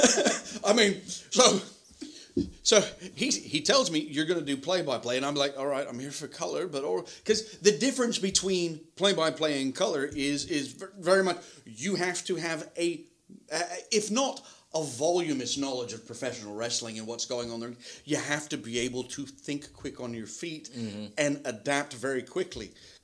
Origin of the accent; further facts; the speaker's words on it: Kingston upon Thames, London, United Kingdom; No, I'm from Kingston-upon-Thames, which is a borough of London.